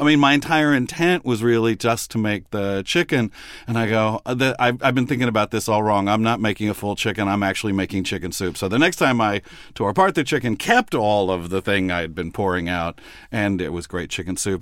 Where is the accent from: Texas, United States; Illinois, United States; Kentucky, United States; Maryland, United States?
Texas, United States; Midland; I grew up with these New York Jews in Texas